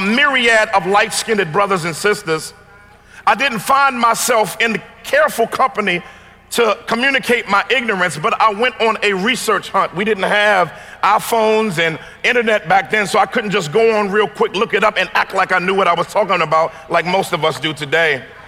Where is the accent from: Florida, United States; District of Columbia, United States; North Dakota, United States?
District of Columbia, United States; Washington; I come from Chocolate City, Washington, D.C.